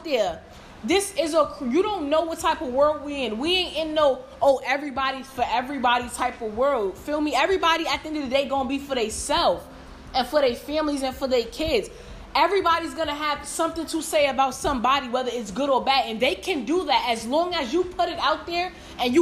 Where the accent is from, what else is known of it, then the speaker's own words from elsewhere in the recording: New York, United States; I'm from New York